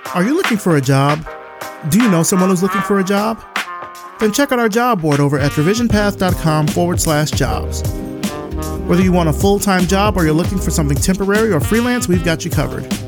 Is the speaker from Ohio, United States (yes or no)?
no; Selma, Alabama, United States; I'm I'm from Selma